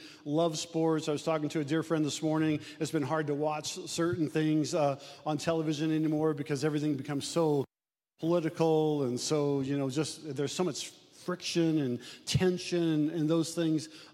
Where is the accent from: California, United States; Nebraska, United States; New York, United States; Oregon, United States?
Nebraska, United States; Omaha; I'm from South Omaha